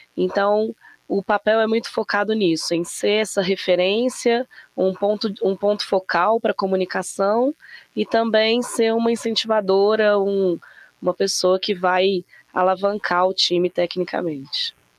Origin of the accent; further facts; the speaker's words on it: Belo Horizonte, Minas Gerais, Brazil; Eu também tô em B H, mas sou daqui mesmo, sou mineira